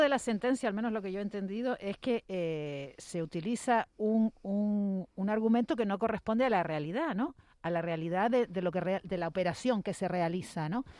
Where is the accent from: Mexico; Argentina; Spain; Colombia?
Spain; en España España eh, somos tan ineptos con el inglés